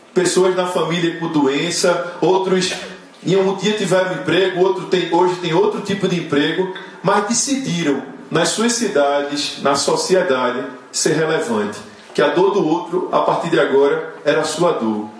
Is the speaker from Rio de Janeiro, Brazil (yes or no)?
no; Recife, Pernambuco, Brazil; sou de Recife